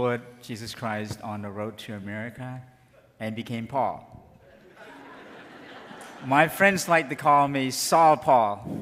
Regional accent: Cambodia; moved away; I am from Cambodia

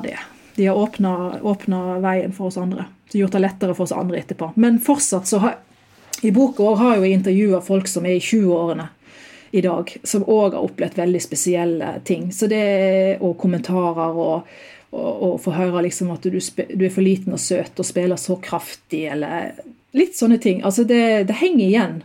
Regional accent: Eidfjord, Vestland, Norway; Jeg hadde undervisning på Hardingfela midt i skoletida eh, hjemme i Eifjord

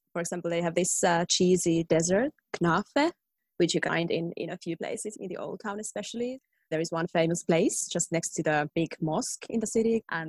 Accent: Finland; moved away as an adult; now in Tallinn, Estonia; I'm in Estonia, Tallinn, but I'm from Finland originally.

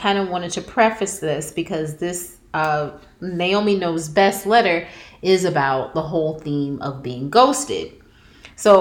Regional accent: Jersey City, New Jersey, United States; I grew up in Jersey City.

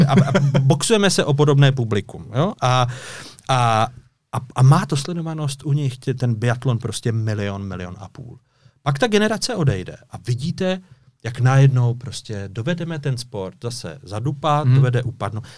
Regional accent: Orlické Mountains, Hradec Králové Region, Czechia; jsem dubová palice z Orlických hor

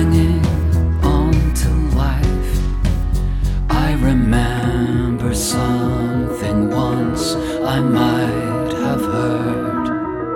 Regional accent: Downpatrick, Northern Ireland, United Kingdom; also born or lived in Holywood / Coleraine / East Belfast; now in Belfast, United Kingdom; It's kind of where I lived from. 7 to 15 in Downpatrick, and then Hollywood and Coleraine before that, and so all over

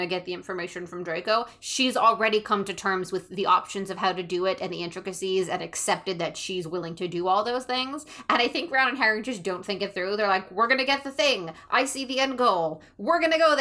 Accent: Canada

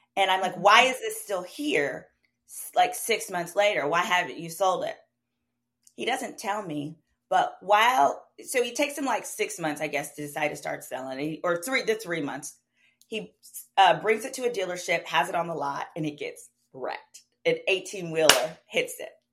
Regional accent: Dallas, Texas, United States; I grew up black community in Oak Cliff, which is a community in Dallas

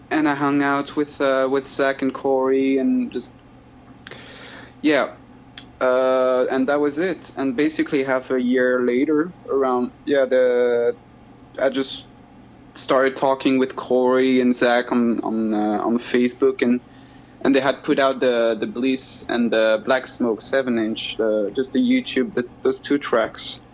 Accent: Brittany, France; I was raised in Brittany, uh, where I'm where I am now. It's the it's uh, the northwest coast of uh, of France

